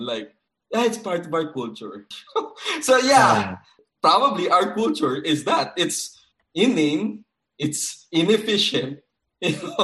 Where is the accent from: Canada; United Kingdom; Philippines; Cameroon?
Philippines; Ilonggo, Western Visayas; I'm Ilonggo